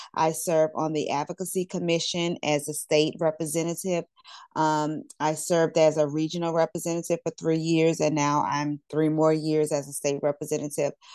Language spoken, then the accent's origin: English; Louisiana, United States; I'm from Louisiana